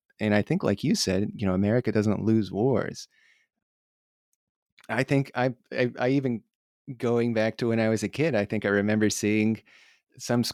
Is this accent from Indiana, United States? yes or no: yes; Northwest Indiana, United States; I grew up in Northwest Indiana, in a very working class rural town